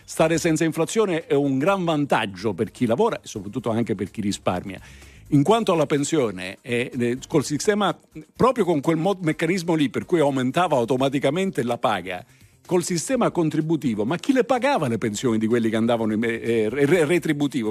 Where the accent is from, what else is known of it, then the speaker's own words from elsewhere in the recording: Southern Italy, Italy; sono del sud, sono terrone, orgogliosamente terrone